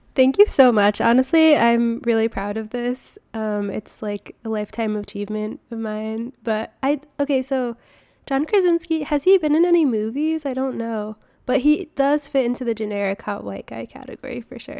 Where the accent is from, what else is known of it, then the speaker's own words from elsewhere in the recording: Connecticut, United States; moved away; I grew up in Connecticut